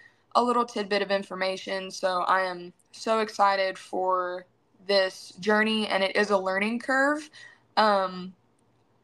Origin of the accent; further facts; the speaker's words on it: Beeville, Texas, United States; I come from a small town in South Texas, Beeville, Texas, to be exact. It's about an hour and a half south of San Antonio. I was born and raised there in Bee County